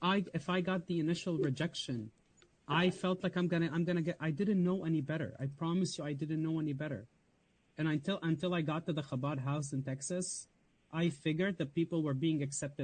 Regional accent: Lebanon; where I come from, I'm going to throw people off. If I say I came from Lebanon, if I say that I grew up around a Muslim environment, I'm going to be thrown away.

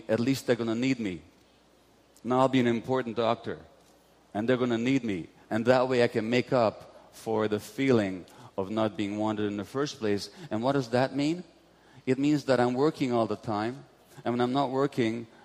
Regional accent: Budapest, Hungary; born or raised there

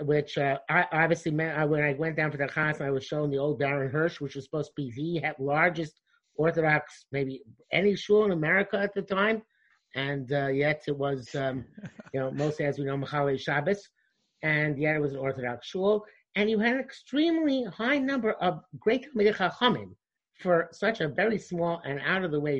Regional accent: West Hempstead, New York, United States; I grew up in West Hempstead

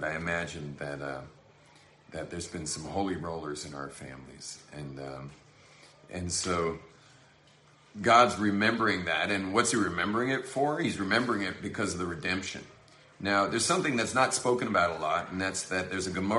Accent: Los Angeles, California, United States; I'm from Hollywood

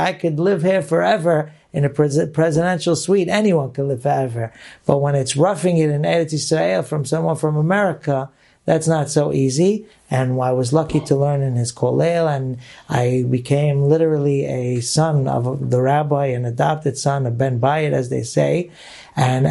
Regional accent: New York City, New York, United States; I grew up in the Syrian community in Brooklyn, New York

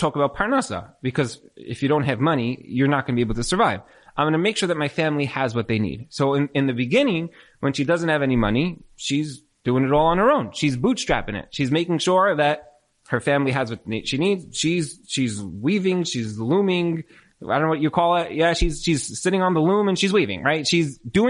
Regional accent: New York, United States; I'm from New York

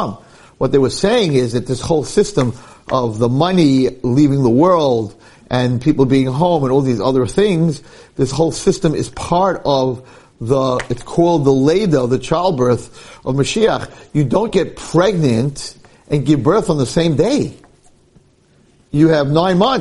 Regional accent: United States; When I grew up in Muncie, there was a minyan for Mincha and a minyan for Ma'ariv.

